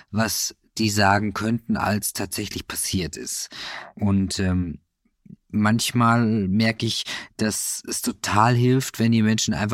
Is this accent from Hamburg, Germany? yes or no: no; Kevelaer, North Rhine-Westphalia, Germany; Im Kevela. Das ist ein Wallfahrtsort an der holländischen Grenze.